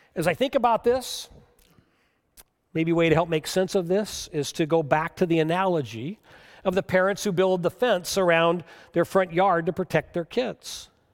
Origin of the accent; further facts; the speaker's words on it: United States; as American Christians